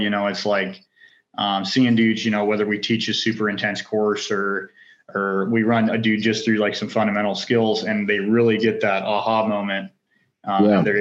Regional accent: North Idaho, United States; Born and raised in North Idaho, hunting, fishing, outdoors, love all that stuff

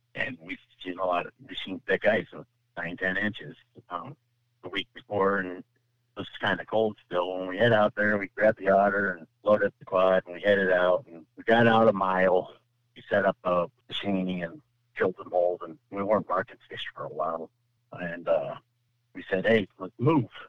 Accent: California, United States; now in Michigan, United States; I'm from California originally, moved to Michigan

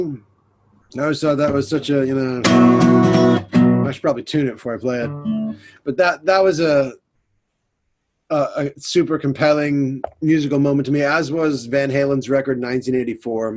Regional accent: United States; moved away as an adult; now in London, United Kingdom; I'm an American singer-songwriter, and I'm based now in September 2020 in London

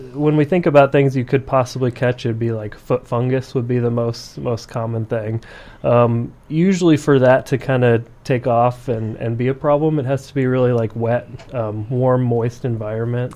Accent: central Iowa, United States; moved away as an adult; now in Brookings, United States; I am originally from Iowa, central Iowa. Um, that's where I did all of my, my school and residency and everything

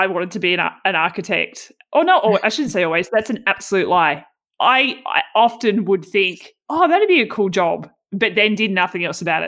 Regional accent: Tasmania, Australia; now in Victoria, Australia; I grew up in Tassie

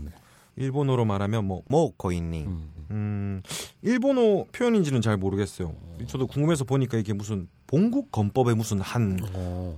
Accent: Busan, South Korea; 저 사실 부산 사람인데

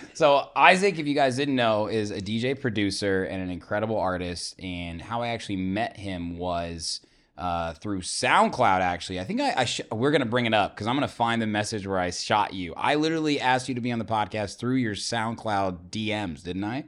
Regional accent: Zionsville, Indiana, United States; Indiana, man, you know, I'm from Zionsville

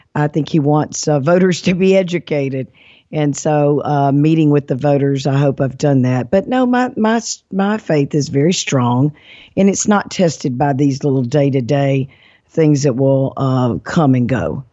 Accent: Mississippi, United States; moved away; also born or lived in Alabama; I'm from Mississippi, and I'm proud of that state

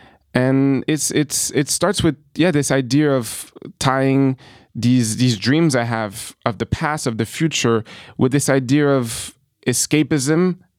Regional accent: New York, United States; also born or lived in France; growing up in New York, having dreams through the American movies, through American sports entertainment, but also my upbringing in France

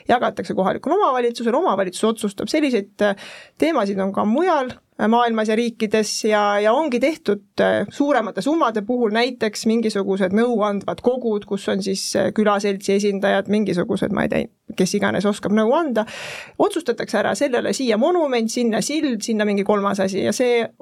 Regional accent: Pärnu, Pärnu County, Estonia; ma olen ise Pärnust pärit, väga hea rääkida sellel teemal kaasa

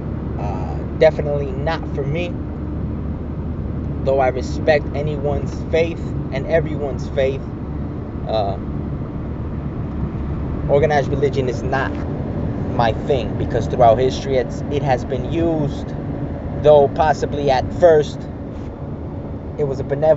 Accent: United States; I am a Mexican, born in America, so I'm an American. Some call me a pocho.

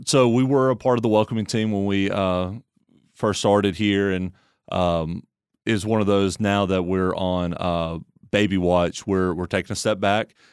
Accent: Tuscaloosa, Alabama, United States; moved away; I grew up in Tuscaloosa, Alabama

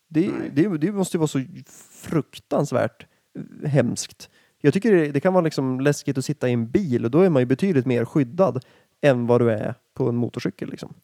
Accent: Härnösand, Västernorrland County, Sweden; jag är ju från Härnösand

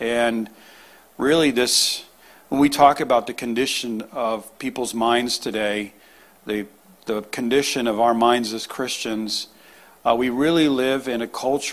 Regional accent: Newton, Massachusetts, United States; moved away; also born or lived in New England; I'm originally from Newton area. I was born in Newton

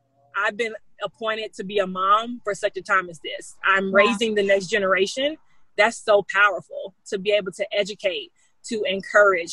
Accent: the South, United States; I'm from the South. We're from the South

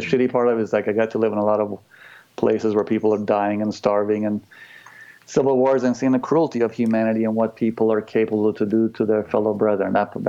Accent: United States; Like, I don't, like, I'm American, but, like, I love the people of this country.

